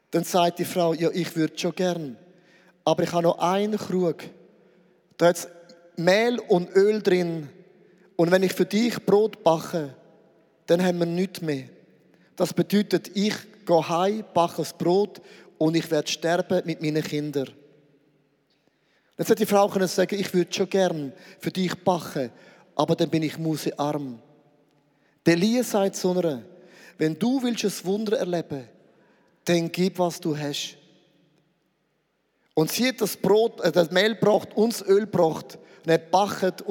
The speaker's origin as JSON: {"language": "German", "country": "Switzerland", "said": "Nein, wir sind Schweizer, wir sind immer, immer in Bewegung."}